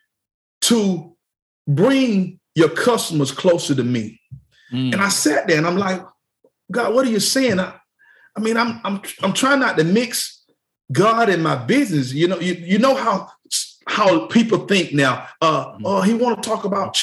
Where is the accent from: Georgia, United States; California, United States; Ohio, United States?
Georgia, United States; Mayfield; we grew up in Mayfield, Georgia, small town with just one store.